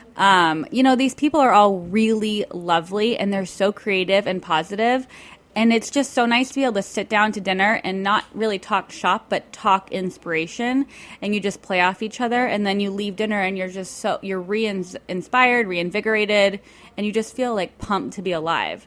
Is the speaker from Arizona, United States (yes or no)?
yes; Tucson, Arizona, United States; I grew up in Arizona with like all the guacamole in the world.